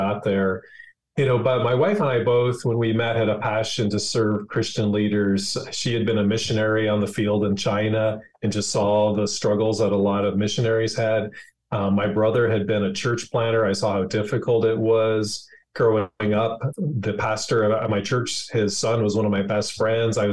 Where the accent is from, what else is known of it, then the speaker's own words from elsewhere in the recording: Prince Edward Island, Canada; moved away as an adult; now in United States; I grew up in Prince Edward Island, Canada, a son of a lobster fisherman